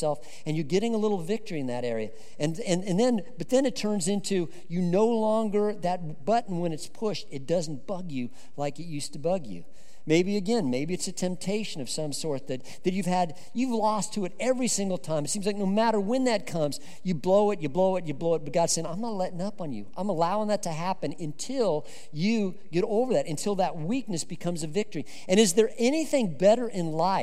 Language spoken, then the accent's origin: English; Colorado, United States; I grew up in Colorado